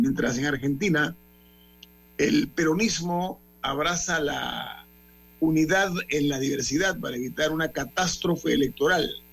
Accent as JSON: {"language": "Spanish", "country": "Panama", "said": "nosotros tenemos un compromiso moral como panameños"}